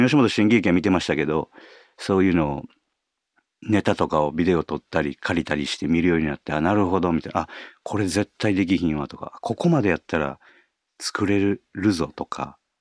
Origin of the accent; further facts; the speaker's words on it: Osaka, Japan; accent: Kansai dialect; あの関西、まあ、大阪出身なんですけど